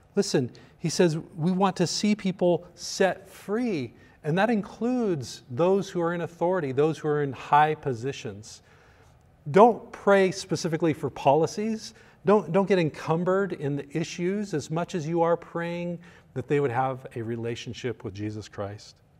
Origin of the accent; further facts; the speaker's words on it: United States; as a pastor and as an American